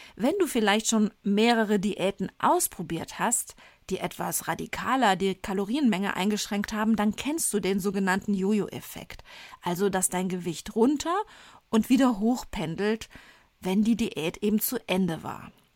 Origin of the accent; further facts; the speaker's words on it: Rhineland, Germany; accent: Rhineland; damit ich als Rheinländerin mit der Aussprache des Wortes Sport, wir Rheinländer sprechen das R ja gerne mal ch aus